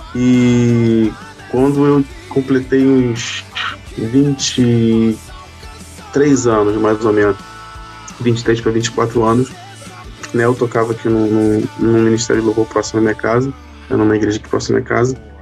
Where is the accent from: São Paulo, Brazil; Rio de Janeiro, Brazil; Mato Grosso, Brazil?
Rio de Janeiro, Brazil; Itaguaí; eu sou de Itaguaí, Rio